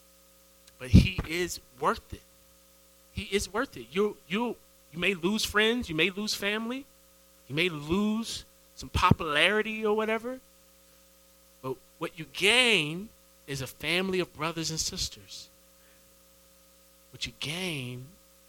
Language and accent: English; Edenton, North Carolina, United States; moved away as an adult; also born or lived in Raleigh, North Carolina; Ended up having to leave my hometown to move to Raleigh. So I'm from Edenton